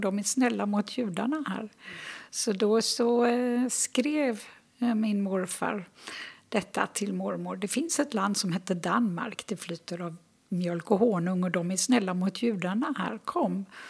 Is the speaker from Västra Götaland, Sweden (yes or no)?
yes; Gothenburg, Västra Götaland, Sweden; moved away as an adult; also born or lived in Jerusalem / Sörmland / Österlen; Jag är född och uppvuxen i Göteborg